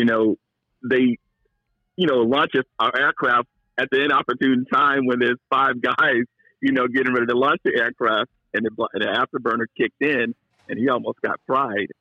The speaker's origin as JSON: {"language": "English", "region": "Georgia", "country": "United States", "also_born_or_lived": "San Diego", "moved": "yes", "lives_now": "California, United States", "said": "I'm from Georgia"}